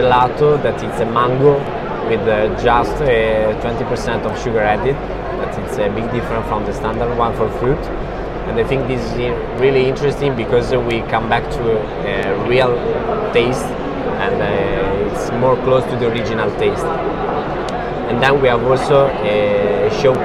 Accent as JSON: {"language": "English", "country": "Italy", "said": "we come from Italy"}